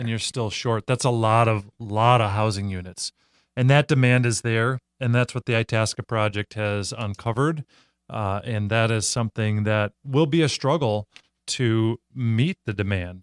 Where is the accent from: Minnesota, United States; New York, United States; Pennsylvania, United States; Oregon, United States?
Minnesota, United States; I grew up in Minnesota. I live in Minnesota